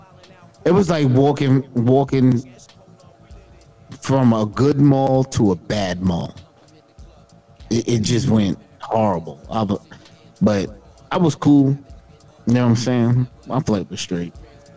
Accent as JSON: {"language": "English", "town": "New York City", "region": "New York", "country": "United States", "said": "I'm from Queens."}